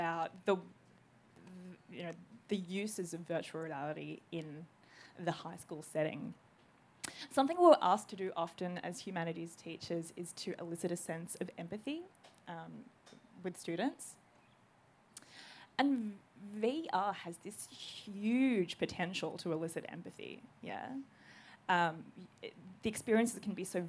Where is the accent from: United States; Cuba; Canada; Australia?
Australia; I'm Greek Australian